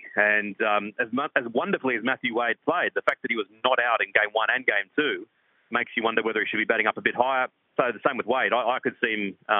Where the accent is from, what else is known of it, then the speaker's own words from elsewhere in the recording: Australia; as an Australian fan, every time he gets the ball, then you get a sense of confidence.